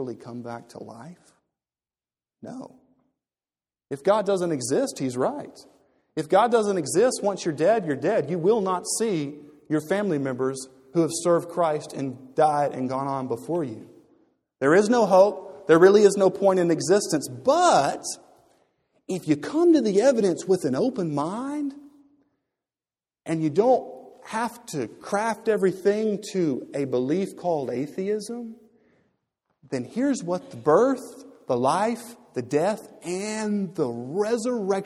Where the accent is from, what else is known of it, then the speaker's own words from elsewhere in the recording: Louisiana, United States; when I was growing up in Louisiana, or when I was 15 and 16, we would go out in the swamps